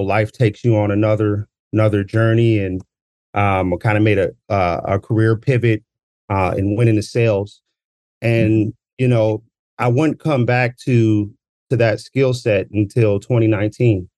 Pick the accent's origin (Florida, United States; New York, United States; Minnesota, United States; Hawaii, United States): Minnesota, United States; Minneapolis; Born and bred in South Minneapolis